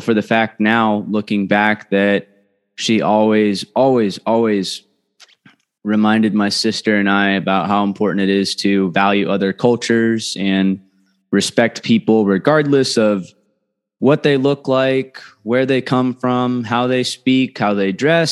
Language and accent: English; just north of Los Angeles, Southern California, United States; we grew up in Southern California, lived just north of Los Angeles in a middle-class area